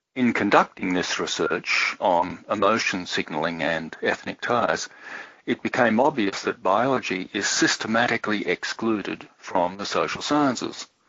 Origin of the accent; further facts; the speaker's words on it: Sydney, New South Wales, Australia; moved away as an adult; also born or lived in Brisbane / Germany; I'm speaking out of the Sydney area, Sydney, Australia, and I grew up in Sydney. I'm a, a native born Australian